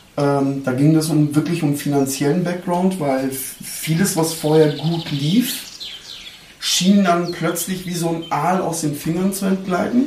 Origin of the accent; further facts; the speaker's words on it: Neukölln, Berlin, Germany; moved away; meinem Heimatbezirk Neukölln